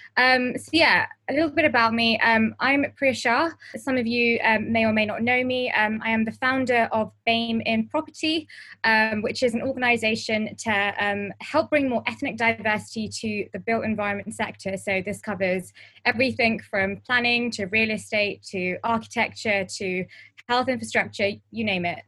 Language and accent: English; London, United Kingdom; I am born and bred in Harrow, um, and if some of you know Harrow, it's northwest London